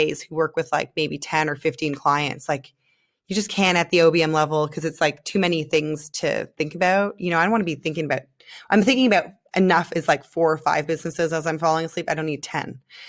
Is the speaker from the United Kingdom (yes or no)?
no; Canada; moved away as an adult; now in Israel; I'm Canadian